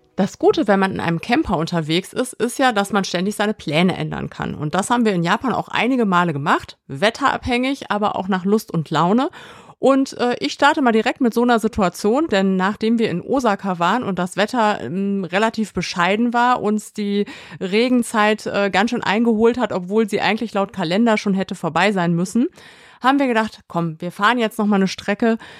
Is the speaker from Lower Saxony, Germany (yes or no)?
no; Kassel, Hesse, Germany; an Kassel, an meine Heimatstadt